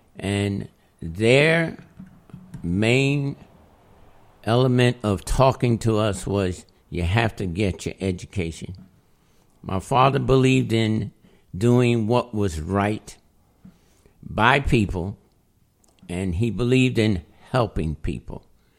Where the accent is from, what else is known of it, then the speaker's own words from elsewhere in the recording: Albany, New York, United States; also born or lived in Latham, New York; My family grew up here in Albany, New York. I was born in 1940. I was born on Bleecker Street, 50 Bleecker Street in Albany. It doesn't exist now.